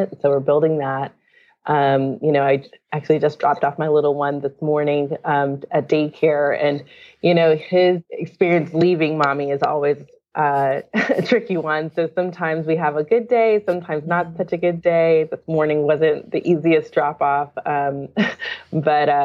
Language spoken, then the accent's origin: English; Durham, North Carolina, United States; I grew up in North Carolina, Durham